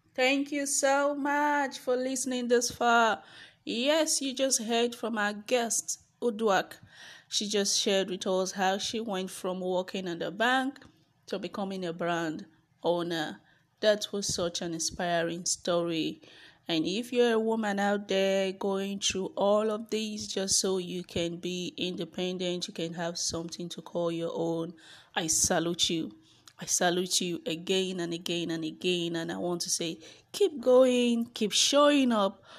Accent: Benin City, Edo, Nigeria; I grew up in Edo State. I was born and raised in Benin

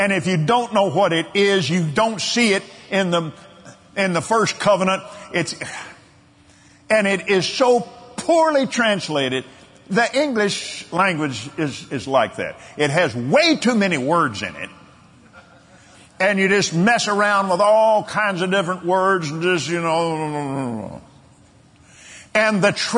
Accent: United States; old Americans like me

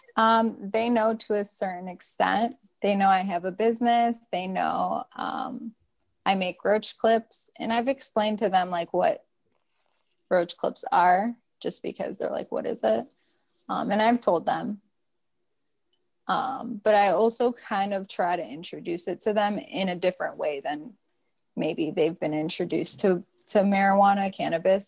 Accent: Detroit, Michigan, United States; I am living here in Detroit, Michigan. This is my hometown

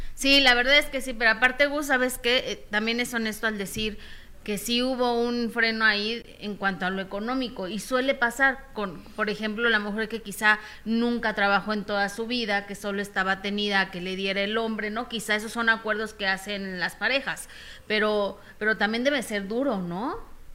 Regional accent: Mexico; como mexicanos

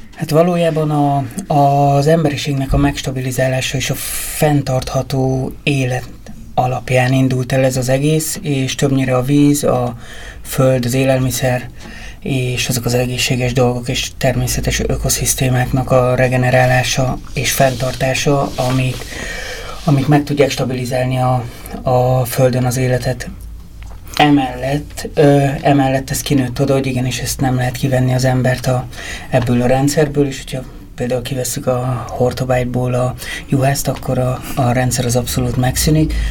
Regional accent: Ózd, Borsod-Abaúj-Zemplén, Hungary; moved away as an adult; also born or lived in Budapest; én Ózról származom

